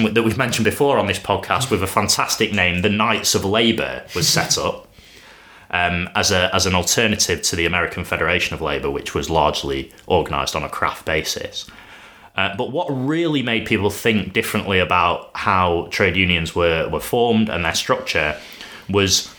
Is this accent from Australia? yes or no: no; Sheffield, Yorkshire and the Humber, United Kingdom; my hometown of Sheffield